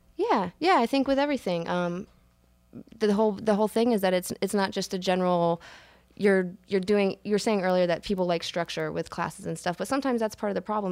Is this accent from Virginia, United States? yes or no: yes; Williamsburg, Virginia, United States; also born or lived in upstate New York; I grew up in Williamsburg, Virginia